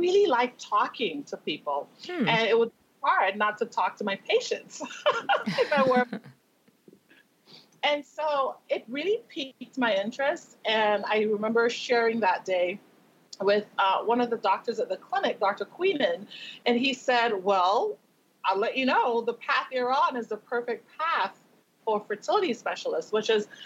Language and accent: English; Tobago, Trinidad & Tobago; now in Las Vegas, United States; growing up in Tobago in the Caribbean